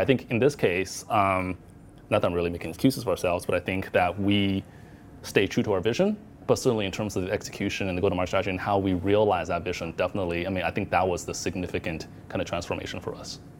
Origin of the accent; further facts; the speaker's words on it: Arizona, United States; moved away as an adult; now in Hong Kong; I grew up in Arizona um, where there's not a lot of Asians